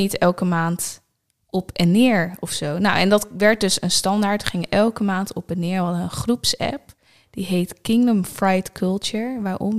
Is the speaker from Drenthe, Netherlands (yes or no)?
yes; Nieuw-Buinen, Drenthe, Netherlands; moved away as an adult; also born or lived in Groningen; Mijn ouders wonen daar nog steeds in het huis waar ik ben opgegroeid.